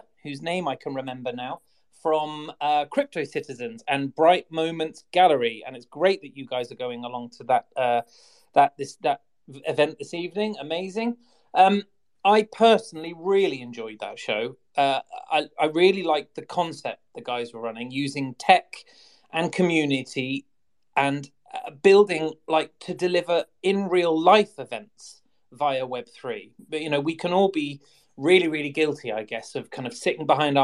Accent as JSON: {"language": "English", "region": "England", "country": "United Kingdom", "accent": "English", "said": "I am English"}